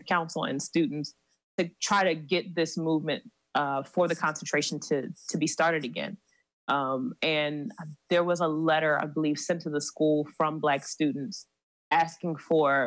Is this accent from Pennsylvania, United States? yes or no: yes; Philadelphia, Pennsylvania, United States; moved away as an adult; also born or lived in California; I'm originally from Philly, so I looked at schools in my area.